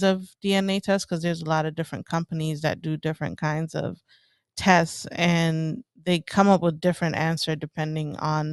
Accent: Ethiopia; now in Los Angeles, United States; I'm Eritrean. I have both my parents are Eritreans, and I grew up in Ethiopia

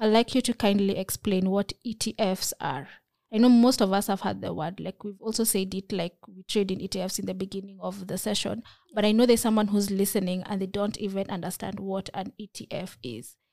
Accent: Kenya; as a Kenyan

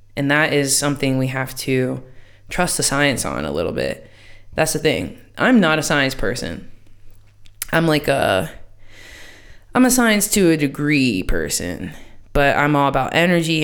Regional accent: United States; moved away

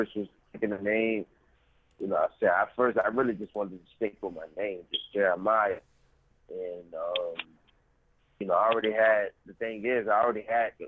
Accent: New Orleans, Louisiana, United States; I'm from New Orleans, Louisiana

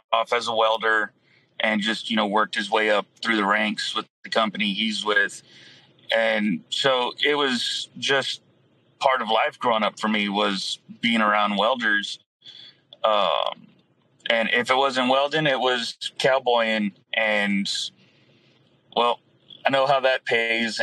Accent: Falfurrias, Texas, United States; I'm originally from Fat Furious, Texas, which is way down south

